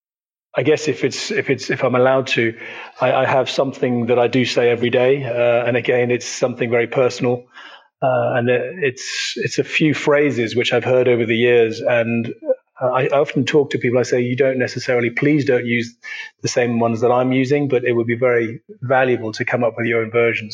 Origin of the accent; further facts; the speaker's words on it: United Kingdom; being a Brit and half German and having been brought up on this side of the pond